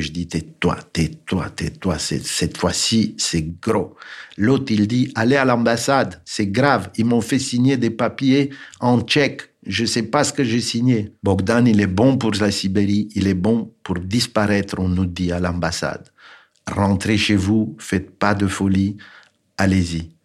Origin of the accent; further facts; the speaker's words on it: Bucharest, Romania; French is a second language; moved away; Je suis né en 1951 à Bucarest, en Roumanie